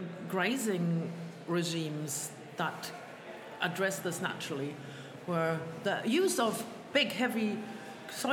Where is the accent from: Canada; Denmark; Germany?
Germany; also born or lived in Salisbury Plain, Wiltshire; now in Wiltshire, United Kingdom; I'm originally from Germany, but that's a long time ago